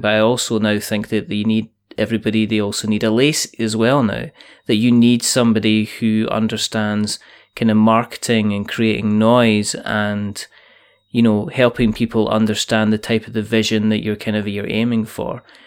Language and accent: English; Scotland, United Kingdom; I I'm Scottish.